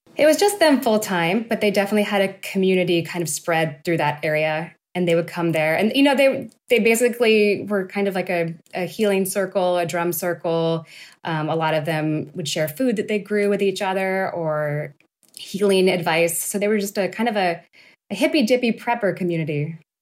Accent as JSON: {"language": "English", "town": "Turlock", "region": "California", "country": "United States", "said": "I'm from Central Valley, California. I'm from a town called Turlock"}